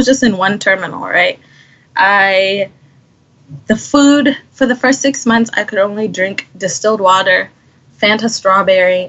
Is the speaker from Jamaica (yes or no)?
no; Botswana; moved away; also born or lived in Kariba, Zimbabwe; shortly after I was born, a few years later, we had to move to Botswana. And that's where I grew up.